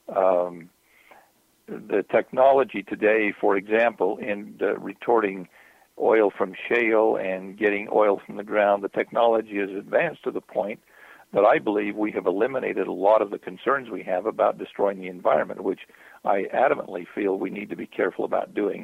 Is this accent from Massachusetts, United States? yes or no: no; southern Utah, United States; As a youth, I would sit. Uh, in the cornfields of southern Utah, irrigating fields